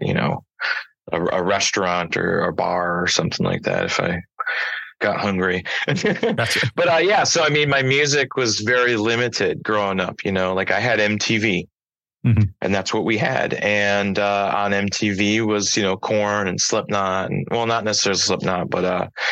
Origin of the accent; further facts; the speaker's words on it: Bay City, Michigan, United States; I'm born and raised in Bay City, Michigan.